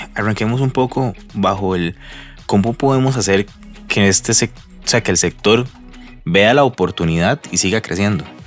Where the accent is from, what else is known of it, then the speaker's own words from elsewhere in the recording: Costa Rica; nosotros como costarricenses